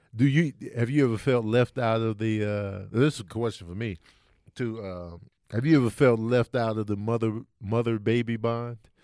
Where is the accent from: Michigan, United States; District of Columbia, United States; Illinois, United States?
Illinois, United States; Chicago; I'm from Chicago